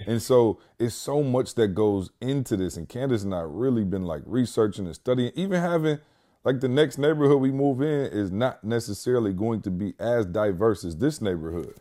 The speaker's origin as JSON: {"language": "English", "town": "Lansing", "region": "Michigan", "country": "United States", "tie": "born or raised there", "moved": "yes", "lives_now": "Georgia, United States", "said": "Lansing, my hometown"}